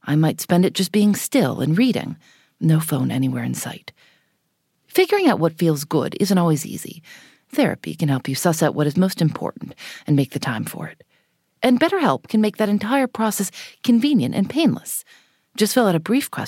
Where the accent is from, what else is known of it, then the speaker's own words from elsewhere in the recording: Chicago, Illinois, United States; I'm from Chicago